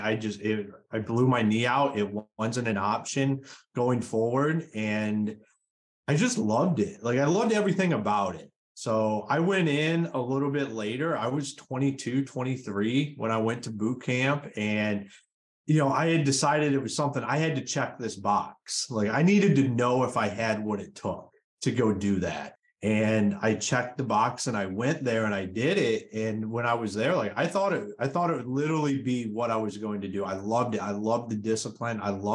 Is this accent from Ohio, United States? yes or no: yes; Akron, Ohio, United States; moved away as an adult; also born or lived in Michigan; now in North Carolina, United States; I'm originally from Akron, Ohio.